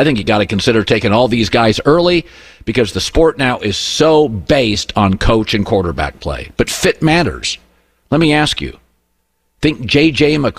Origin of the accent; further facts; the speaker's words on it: Pacific Northwest, Washington, United States; moved away; Washington is geographically isolated. I grew up there in the Pacific Northwest. Idaho, Oregon surround them.